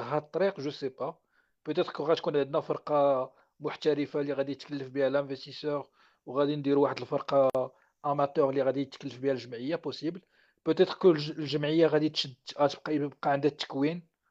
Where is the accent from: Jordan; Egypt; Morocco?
Morocco; حنا في المغرب